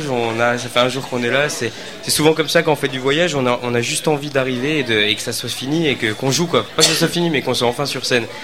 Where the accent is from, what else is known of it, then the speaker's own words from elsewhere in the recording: France; parce qu'on chante en anglais et qu'on est français